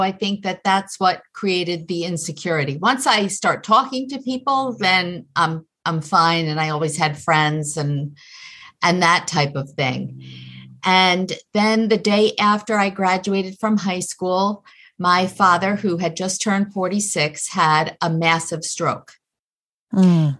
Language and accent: English; Long Island, New York, United States; I grew up in New York in Long Island